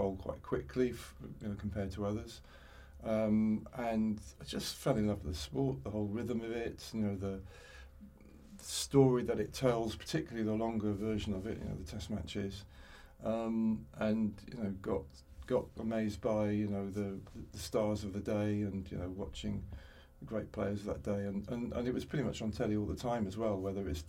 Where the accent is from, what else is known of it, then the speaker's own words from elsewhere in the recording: Wolverhampton, West Midlands, United Kingdom; moved away as an adult; also born or lived in Tipton; now in Penarth, United Kingdom; I grew up in the West Midlands in Tipton and Wolverhampton